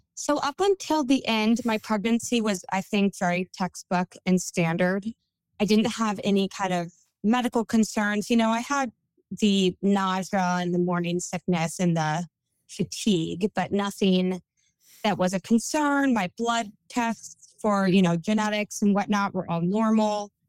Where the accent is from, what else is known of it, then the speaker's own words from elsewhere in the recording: California, United States; accent: Valley Girl; moved away as an adult; also born or lived in Memphis / the South; I'm from California, born and raised.